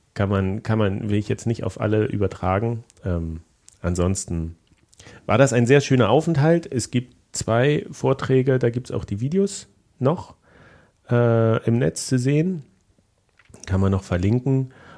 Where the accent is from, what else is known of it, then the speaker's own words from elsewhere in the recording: GDR, East Germany, Germany; also born or lived in Leipzig; ich bin ja auch noch ein Kind der DDR